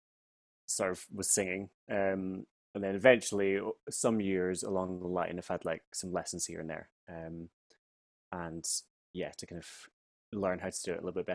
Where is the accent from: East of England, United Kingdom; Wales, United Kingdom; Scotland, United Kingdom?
Scotland, United Kingdom; Fintry; accent: Scottish; moved away as an adult; also born or lived in Edinburgh / London; I grew up in a wee village called Fintry in Stirling